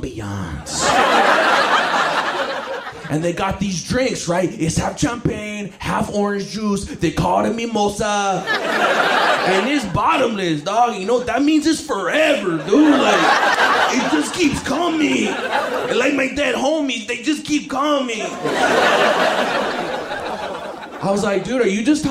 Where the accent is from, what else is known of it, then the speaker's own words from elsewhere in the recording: Los Angeles, California, United States; From Los Angeles, I'm from West